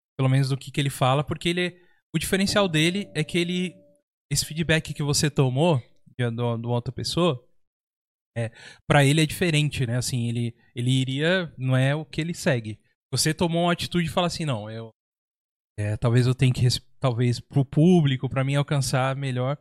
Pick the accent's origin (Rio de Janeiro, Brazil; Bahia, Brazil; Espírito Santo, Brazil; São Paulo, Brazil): São Paulo, Brazil; also born or lived in Minas Gerais; now in São José dos Campos, Brazil; Eu vim de São Paulo pra cá. Eu também sou da mesma situação, nasci, eu nasci em Minas, uhum. mas eu fui para São Paulo, acho que eu, eu, tinha menos de um ano, cara. Então, então é, pelo tempo, é metade do tempo vivido em São Paulo e metade do tempo já vivido aqui